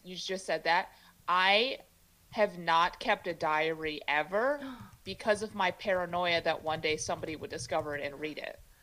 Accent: Chicago, Illinois, United States; first language Mandarin; English is a second language; now in San Francisco Bay Area, United States; I grew up in Chicago, but I didn't learn English till later

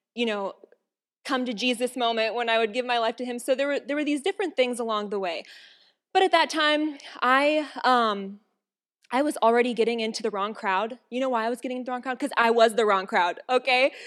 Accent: Watertown, South Dakota, United States; I'm from South Dakota. Whew. Anyway, from Watertown

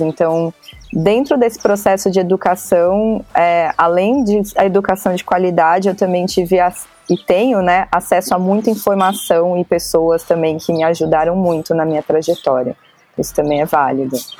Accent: São Paulo, Brazil; Eu sou de São Paulo, capital

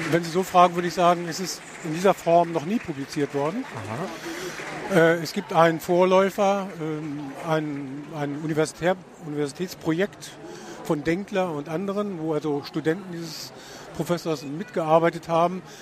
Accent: Hanover, Lower Saxony, Germany; Äh, es gibt mittlerweile wieder, ich komme ja aus Hannover, ziemlich viele Seminare, die sich mit Schmidt beschäftigen.

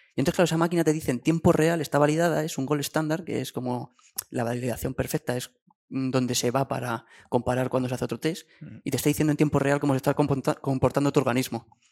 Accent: Guadalajara, Castilla-La Mancha, Spain; mi pueblo de, Guadalajara

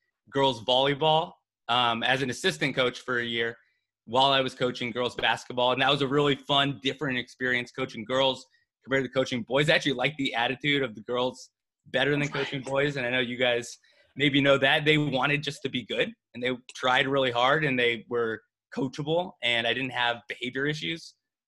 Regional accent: Monterey Peninsula, California, United States; I moved back from Southern California to the Monterey Peninsula

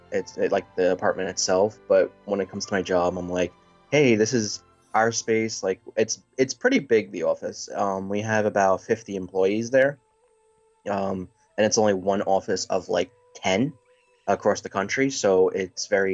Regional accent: New York, United States

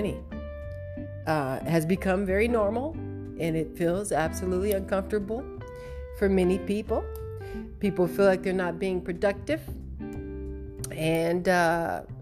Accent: United States; as an American

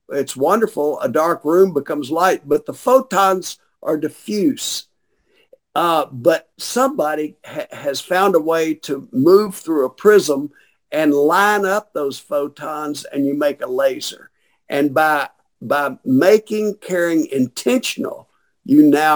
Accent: Shreveport, Louisiana, United States; When I grew up in Shreveport, I knew everybody that lived on my street.

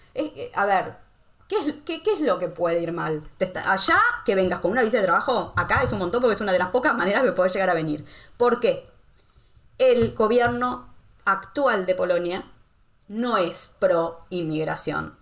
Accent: Argentina; moved away as an adult; also born or lived in Costa Rica / Rome, Italy; now in Wrocław, Poland; yo salí de Argentina en el 2012

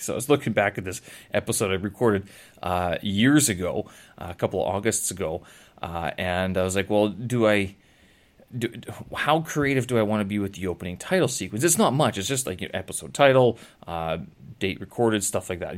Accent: Canada; moved away; I come from Canada. I had a lot of coldness when I was growing up

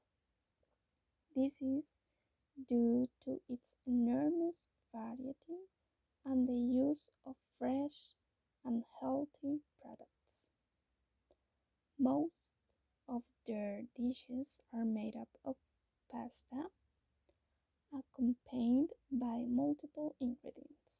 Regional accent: Costa Rica; I'm from Costa Rica.

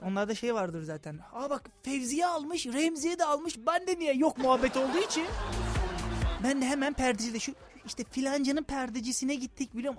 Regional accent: Thrace, Turkey; Ben Trakyalıyım

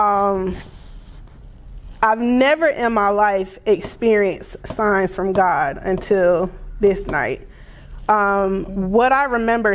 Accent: the South, United States; I was raised in the South

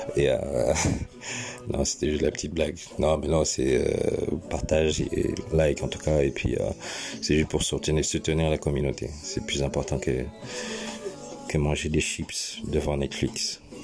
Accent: France; now in England, United Kingdom; je suis français de base, euh, mais j'habite en Angleterre

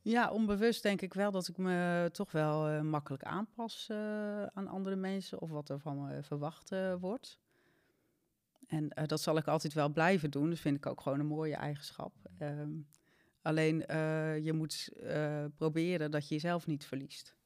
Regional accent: Zeeland, Netherlands; moved away as an adult; also born or lived in Amsterdam; ik kwam uit Zeeland, had ik ook mijn vriendinnen en mijn werk

